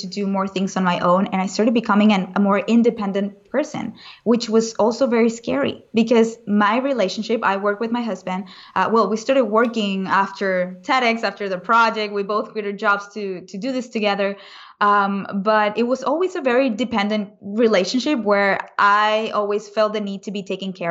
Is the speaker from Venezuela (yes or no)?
yes; Venezuela; moved away; I was raised in Venezuela, which is also a very dangerous country. So I grew up with a lot of protection around me in a bubble